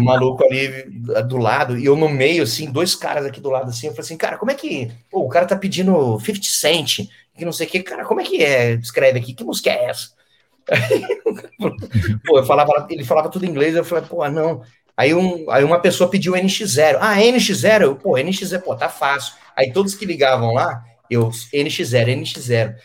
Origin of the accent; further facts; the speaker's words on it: Penápolis, São Paulo, Brazil; moved away; eu sou de Penápolis, é de Rio Preto.